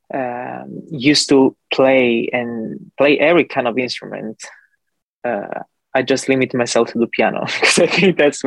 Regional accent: Calabria, Italy; English is a second language; moved away as an adult; also born or lived in New York / Los Angeles; now in Fort Lauderdale, United States; I was born in Italy, Calabria, in the southern part of Italy, actually just above Sicily. And I lived there for 25 years of my life.

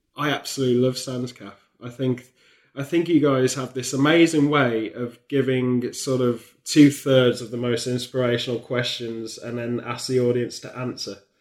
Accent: near Stratford-upon-Avon, West Midlands, United Kingdom; growing up near Stratford upon Avon for me as a kid

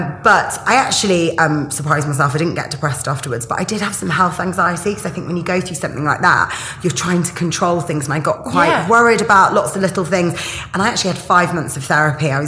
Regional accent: Yorkshire and the Humber, United Kingdom; my family are Greek. I'm from Yorkshire

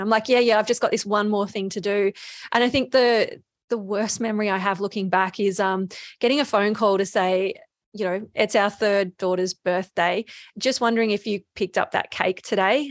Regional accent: Bendigo, Victoria, Australia; also born or lived in Melbourne; I'm from Bendigo

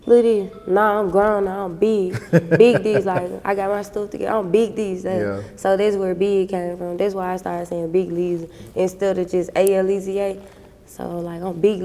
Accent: the Mississippi Delta, United States; also born or lived in Memphis, Tennessee; I was brought up in Mississippi, so there's Mississippi and Memphis put together

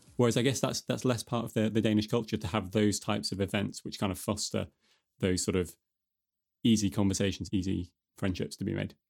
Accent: United Kingdom; now in Denmark

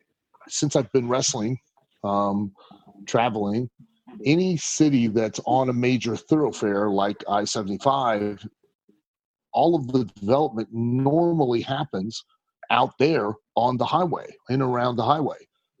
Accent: Lima, Ohio, United States; Growing up in Lima was great. I mean, quite honestly, it's not a big town. You know what I mean? It's not a big city.

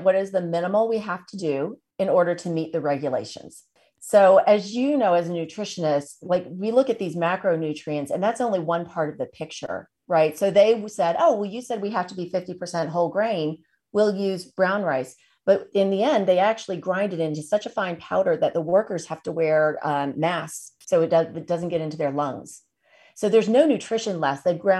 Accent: Tennessee, United States; moved away; So I'm originally from Tennessee.

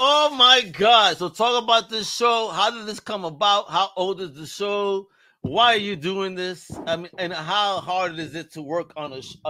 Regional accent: United States; as an American

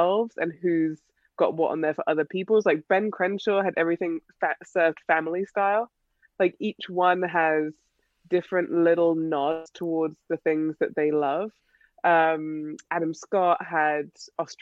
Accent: England, United Kingdom; now in United States; I'm English

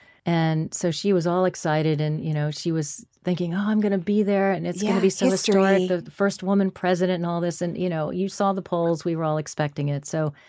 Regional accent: Manhattan, New York, United States; And so I was, you know, I was born in Manhattan, and I stayed in Manhattan for quite a long time.

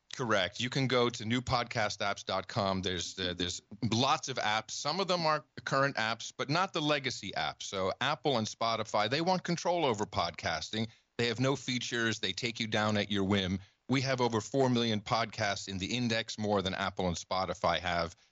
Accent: Netherlands; moved away; I grew up in the Netherlands

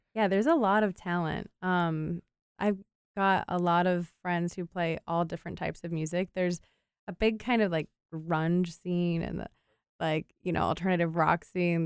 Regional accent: Cleveland, Ohio, United States; also born or lived in Wilmington, North Carolina / Asheville, North Carolina; So I grew up just outside of Cleveland, Ohio, and that's where I'm living right now

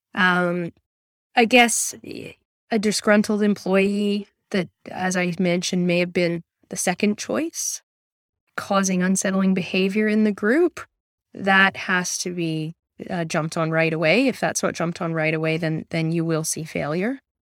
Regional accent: Canada; moved away as an adult; now in Newcastle, Australia; I'm Canadian originally

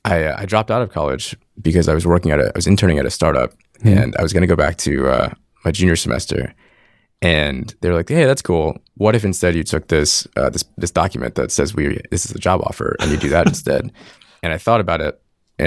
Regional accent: Connecticut, United States; I grew up in Connecticut, a small little town. You'd never heard of it.

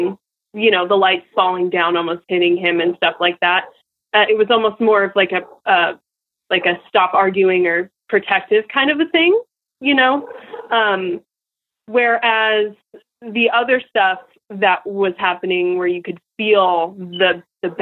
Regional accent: Portland, Oregon, United States; now in Nampa, United States; it was all I ever knew and all my friends and stuff in Portland, because we moved far. We moved like state away. We moved from Portland, Oregon to Nampa, Idaho

